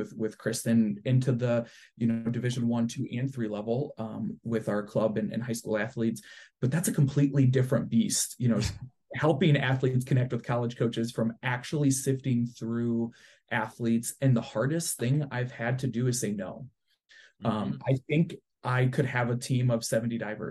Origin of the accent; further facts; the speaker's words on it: south of Toledo, West Ohio, United States; also born or lived in Ann Arbor; I'm actually from West Ohio, a little south of Toledo